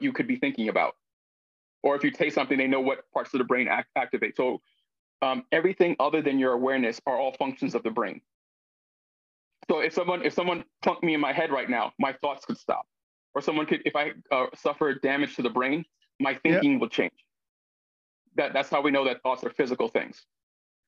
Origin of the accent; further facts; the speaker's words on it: United States; I'm obviously Black, American, man.